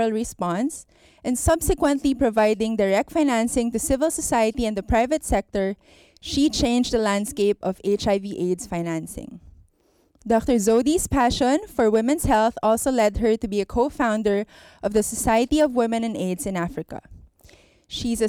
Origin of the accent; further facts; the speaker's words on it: Philippines; I'm a physician from the Philippines